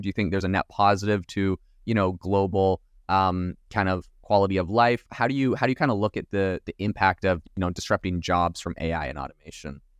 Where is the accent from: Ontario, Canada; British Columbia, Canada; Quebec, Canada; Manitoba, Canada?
British Columbia, Canada; Vancouver Island; I'm actually from Vancouver Island